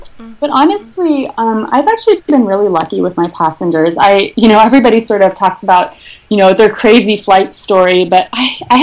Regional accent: Eugene, Oregon, United States; moved away; I'm from Eugene, which is a small, about 150,000 people. It's a college town in the state of Oregon.

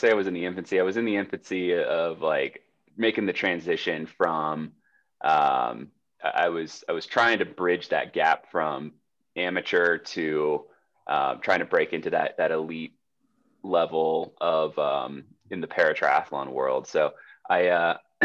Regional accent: Jacksonville, Florida, United States; now in Colorado Springs, United States; I grew up in Jacksonville, Florida

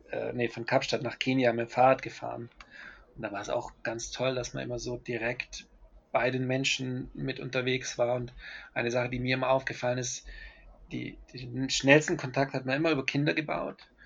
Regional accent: Germany; moved away; also born or lived in Colombia; Ich, ich habe das als Deutscher im Ausland eher im, immer die Nazi-Keule mitbekommen. Ich, ähm, also nachdem ich dann länger in Kolumbien gelebt habe

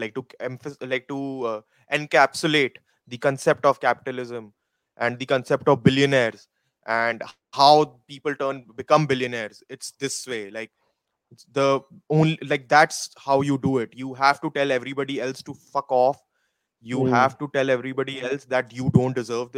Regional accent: India; moved away; I'm still an Indian person

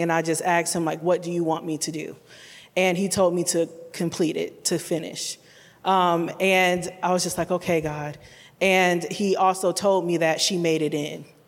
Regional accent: Detroit, Michigan, United States; now in Columbia, United States; I'm originally from Detroit, Michigan, but I do call Columbia my home

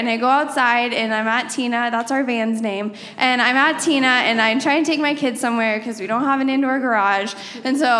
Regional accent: Texas, United States; moved away; I'm from Texas

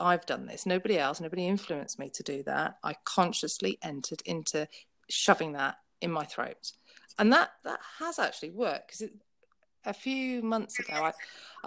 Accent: United Kingdom; I'm British.

